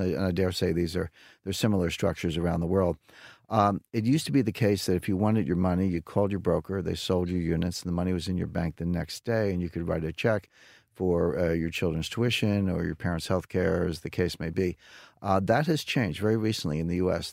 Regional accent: United States; as an American

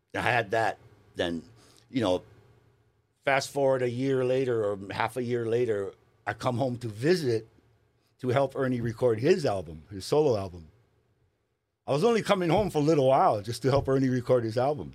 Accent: Hawaii, United States; moved away as an adult

